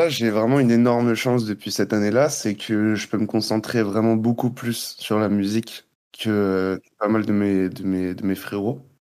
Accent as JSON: {"language": "French", "region": "Guadeloupe", "country": "France", "also_born_or_lived": "Montreal, Canada", "moved": "as an adult", "said": "Euh, je suis parti à 18 ans de Guadeloupe. je suis allé faire 4 ans à Montréal, donc un peu loin."}